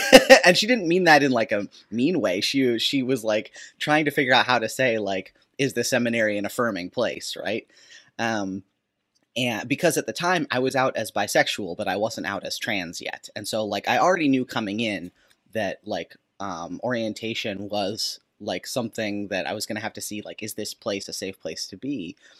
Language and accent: English; Minnesota, United States; I grew up in Minnesota